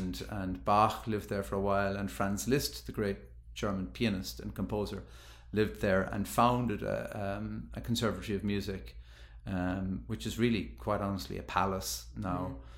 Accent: Cork, Munster, Ireland; accent: Southern Irish; moved away as an adult; also born or lived in Dublin, Ireland; now in Jackson, United States; I've been in the States now about 10 years, but I am originally from Cork in Southern Ireland. And studied music in Cork and then moved to Dublin. So my youth is spent in Ireland up to age 21, 22.

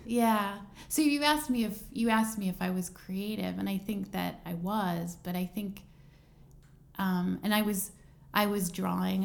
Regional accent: Plymouth Meeting, Pennsylvania, United States; now in Brooklyn, United States; I'm from um, suburban Philadelphia

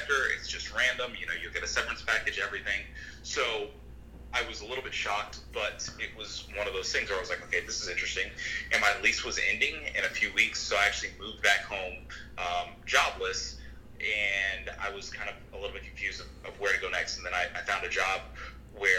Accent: Ashburn, Virginia, United States; moved away as an adult; now in San Diego, United States; I'm actually from Virginia. I'm from Northern Virginia. I grew up in Ashburn, Virginia.

